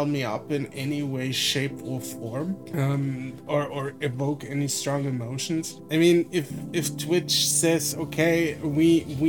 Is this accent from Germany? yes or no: yes; Germany; I'm from Germany, so I grew up in a country